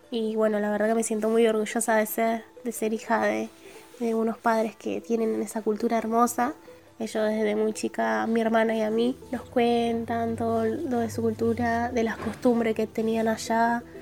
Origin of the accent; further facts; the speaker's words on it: Argentina; mis papás vinieron acá, Argentina, hace 22 años, están acá. Y bueno, se conocieron acá, se casaron y nos tuvieron a nosotras acá y ya … mis padres son de nacionalidad peruana y yo soy de nacionalidad argentina.